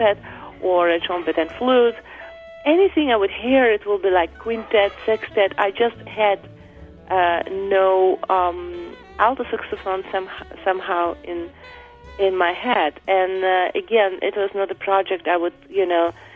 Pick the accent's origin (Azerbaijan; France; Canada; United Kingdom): Azerbaijan; now in New York, United States; I grew up in Azerbaijan, which is part of former Soviet Union